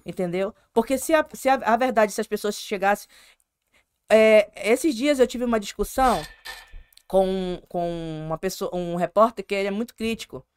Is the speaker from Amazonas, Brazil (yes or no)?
yes; Manaus, Amazonas, Brazil; Eu sou amazonense mesmo, de pai, de mãe. Sou... É, todo mundo é manauara.